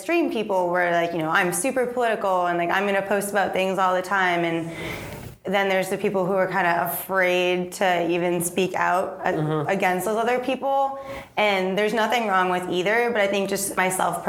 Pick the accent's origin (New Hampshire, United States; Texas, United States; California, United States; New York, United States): New Hampshire, United States; I grew up in New Hampshire, so I worked at a feed store.